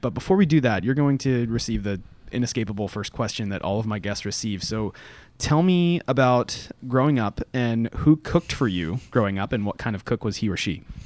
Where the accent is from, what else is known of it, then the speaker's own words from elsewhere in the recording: Florida, United States; moved away as an adult; also born or lived in southwestern Virginia; now in Atlanta, United States; I grew up in Florida